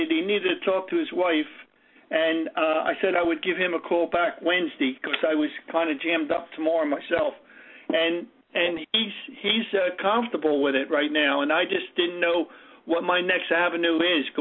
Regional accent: Atlantic City, New Jersey, United States; I'm from Atlantic City, New Jersey.

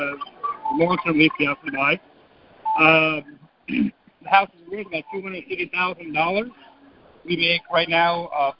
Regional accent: Louisville, Kentucky, United States; This is … and …. We're from Louisville, Kentucky.

